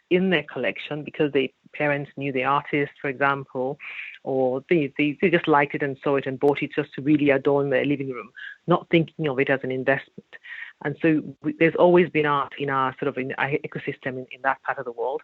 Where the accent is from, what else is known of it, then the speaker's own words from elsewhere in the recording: Nigeria; I grew up in Nigeria